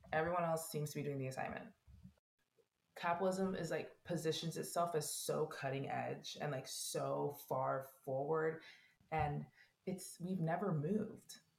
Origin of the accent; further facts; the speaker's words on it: United States; as an American